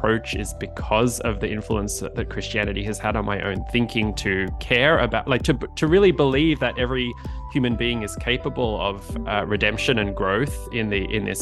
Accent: Australia; moved away as an adult; now in United States; as you could probably tell by my accent, I'm originally from Australia, moved to the US about a decade ago

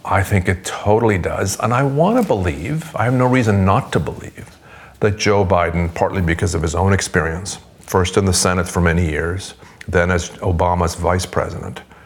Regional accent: Sweden; now in United States; I'm originally from Sweden, but I'm now, um, the United States is my adopted country.

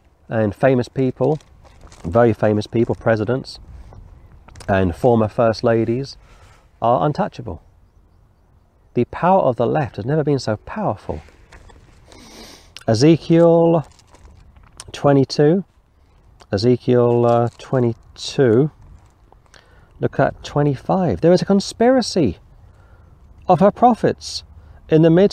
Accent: London, United Kingdom; I was born and raised in London

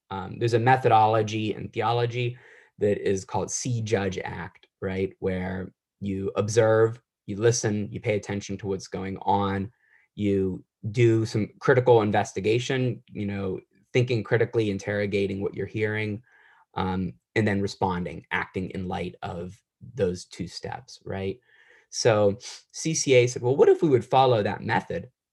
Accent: Wheeling, West Virginia, United States; moved away; also born or lived in Boston; I grew up in Wheeling, West Virginia

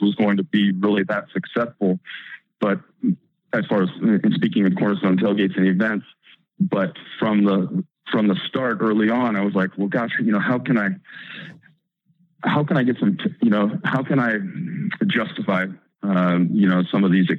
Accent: Eugene, Oregon, United States; Growing up in Eugene

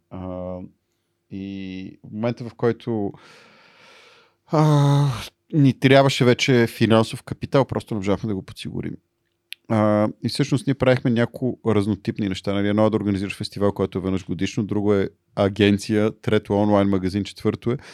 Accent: Bulgaria; аз съм българин а, и говоря български

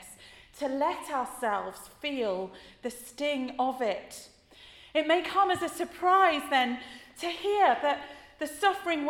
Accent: United Kingdom; we as British people

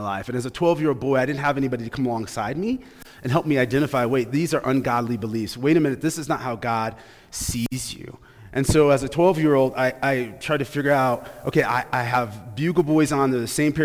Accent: Grand Rapids, Michigan, United States; I grew up in Grand Rapids, Michigan

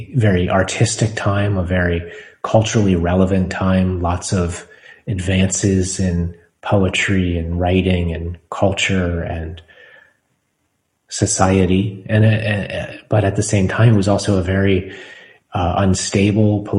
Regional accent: United States; for us as American citizens

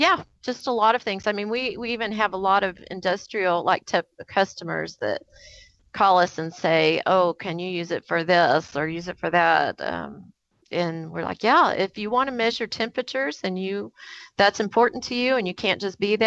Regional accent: Kansas City, Missouri, United States; We are from Kansas City, Missouri, which is like a big barbecue spot here in the U.S.

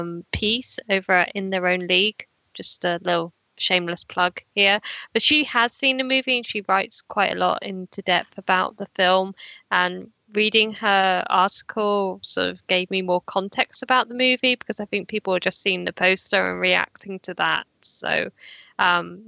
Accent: United Kingdom; I'm British

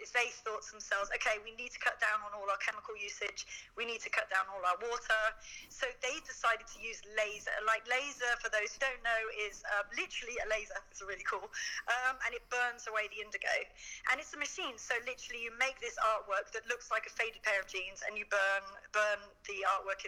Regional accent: United Kingdom; being British

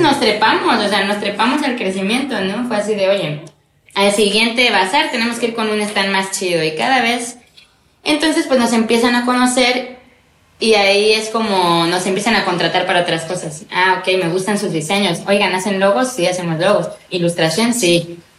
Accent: Córdoba, Veracruz, Mexico; moved away as an adult; now in Xalapa, Mexico; soy cordobesa, de nacimiento, pero bueno, vine a Jalapa a estudiar ya hace como 15 años

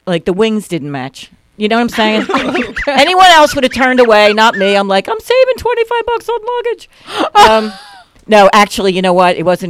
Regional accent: Philadelphia, Pennsylvania, United States; I'm from North Philly.

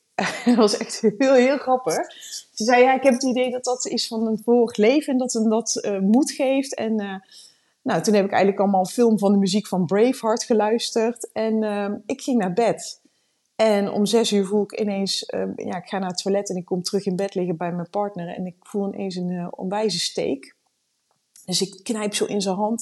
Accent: Randstad, Netherlands; moved away as an adult; now in Leerdam, Netherlands; We komen uit de Randstad. We zijn twee jaar geleden zijn we hier komen wonen

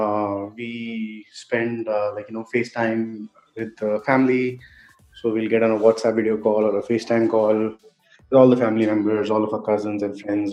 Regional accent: Delhi, India; now in Bangalore, India; I was born and raised in Delhi, but I live in Bangalore now.

